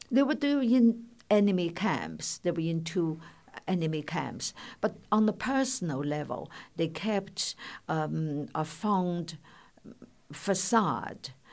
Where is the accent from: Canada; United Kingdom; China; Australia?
China; moved away; when I was growing up in China